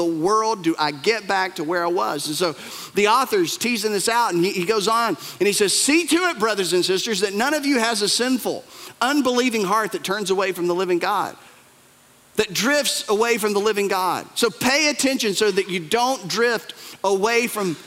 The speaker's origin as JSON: {"language": "English", "region": "Appalachia", "country": "United States", "said": "we're from the Bible Belt. We're from Appalachia. We're from the mountains"}